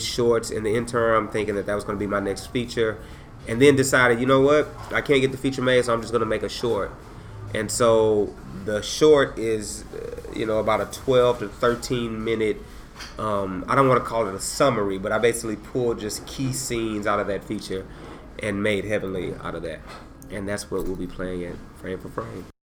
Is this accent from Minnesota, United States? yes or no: no; San Antonio, Texas, United States; also born or lived in Dallas, United States; now in Austin, United States; I grew up in San Antonio during the time when it was the drive by capital of Texas